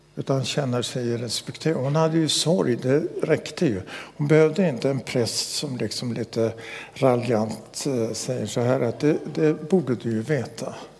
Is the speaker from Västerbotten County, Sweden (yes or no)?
yes; Västerbotten County, Sweden; När jag växte upp i Västerbotten